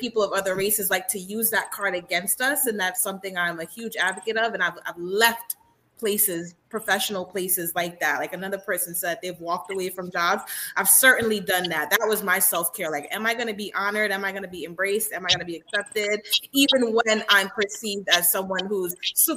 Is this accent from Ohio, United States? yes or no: no; New York City, New York, United States; I grew up in Central Brooklyn, so it's predominantly black